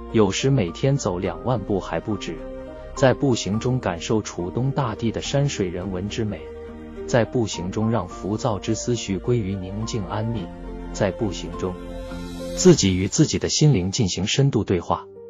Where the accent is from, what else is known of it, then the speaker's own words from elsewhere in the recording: northern Hubei mountain area, China; moved away; 我是来自鄂北山区的穷乡僻壤的下里巴人